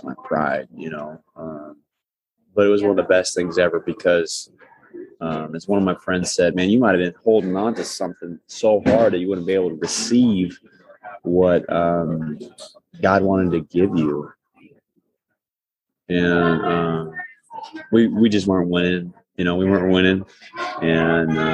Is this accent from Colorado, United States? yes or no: no; Humboldt, Iowa, United States; moved away as an adult; now in Kansas City, United States; I'm from Humboldt, Iowa